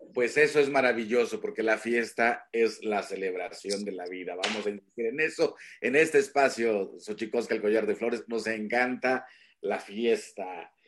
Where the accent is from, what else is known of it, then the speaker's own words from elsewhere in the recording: Huasteca, Mexico; moved away; yo también vengo de la Huasteca